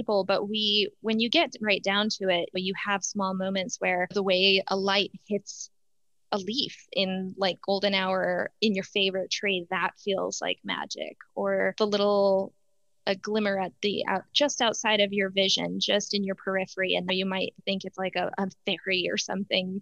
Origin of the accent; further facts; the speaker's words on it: Utah, United States; I grew up in Utah, and my parents are both immigrants